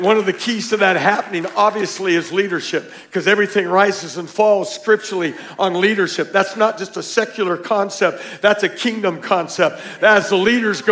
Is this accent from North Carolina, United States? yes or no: no; Tucson, Arizona, United States; We're from Tucson. Our church was Victory Worship Center